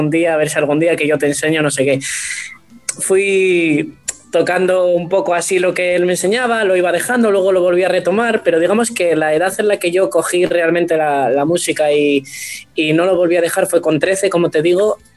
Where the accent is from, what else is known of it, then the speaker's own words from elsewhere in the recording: Asturias, Spain; empecé a tocar la gaita asturiana, porque bueno, mi, yo soy de Asturias, como mucha gente que me conozca sabe.